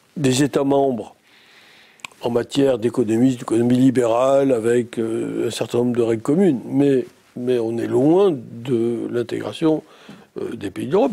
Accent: Antibes, Provence-Alpes-Côte d'Azur, France; moved away as an adult; also born or lived in Nice; je suis né bien longtemps en Tibal-Maritime. Euh, j'ai fait mes études primaires et secondaires à Antibes

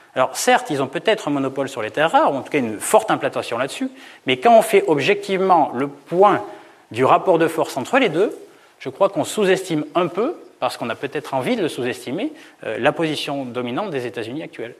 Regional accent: Auvergne-Rhône-Alpes, France; Centre-France parce que je viens d'Auvergne

